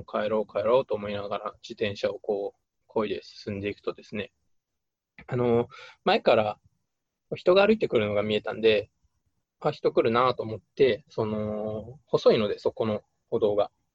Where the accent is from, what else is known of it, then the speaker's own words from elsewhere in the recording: Hokkaido, Japan; 地元が北海道なんで